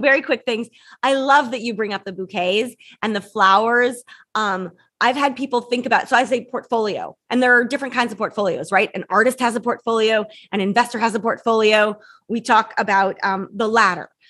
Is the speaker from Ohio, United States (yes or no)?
no; San Francisco, California, United States; I was born and raised in San Francisco